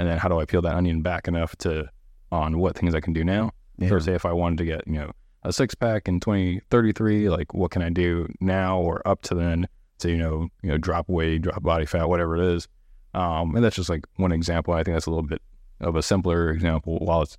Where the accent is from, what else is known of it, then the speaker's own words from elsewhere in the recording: Honolulu, Hawaii, United States; now in San Antonio, United States; I'm originally from Honolulu, Hawaii, born on the island of Oahu. My mom was active duty military.